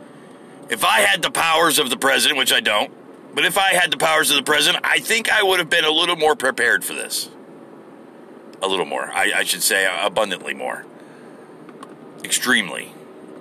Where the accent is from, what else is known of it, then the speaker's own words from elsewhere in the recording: United States; what I am is an American